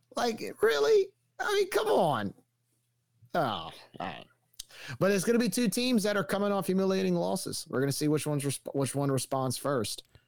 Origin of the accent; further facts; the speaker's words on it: New Orleans, Louisiana, United States; twenty years ago when I grew up in New Orleans